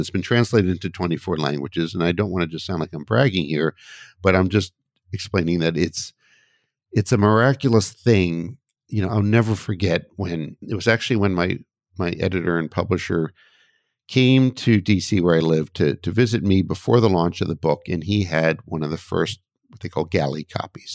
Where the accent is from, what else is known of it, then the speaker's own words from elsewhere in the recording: United States; my home country, the U S.